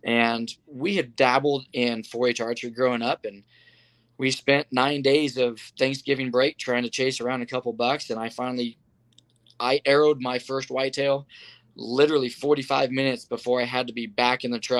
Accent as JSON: {"language": "English", "region": "Kansas", "country": "United States", "tie": "born or raised there", "moved": "as an adult", "lives_now": "Colorado, United States", "said": "growing up in Kansas"}